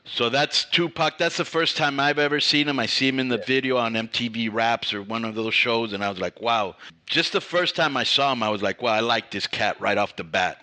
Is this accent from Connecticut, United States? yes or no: no; Miami, Florida, United States; now in California, United States; I grew up in Miami